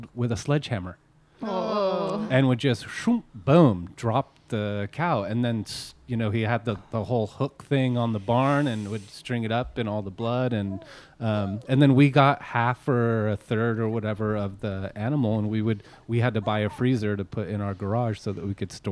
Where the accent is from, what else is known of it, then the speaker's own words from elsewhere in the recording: Petaluma, California, United States; growing up in Petaluma, I lived in the east side of Petaluma